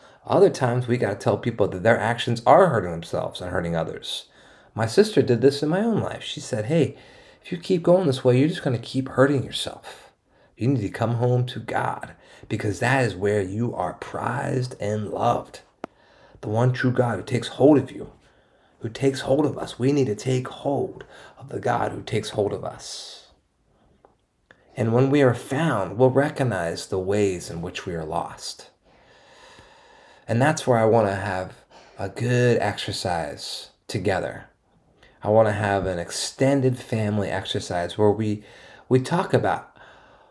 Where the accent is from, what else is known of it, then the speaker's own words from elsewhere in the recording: East Coast, United States; now in San Diego, United States; I'm from the East Coast